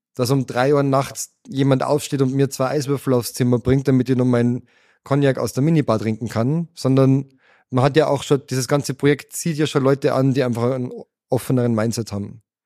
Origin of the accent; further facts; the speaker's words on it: Austria; wir als Österreicher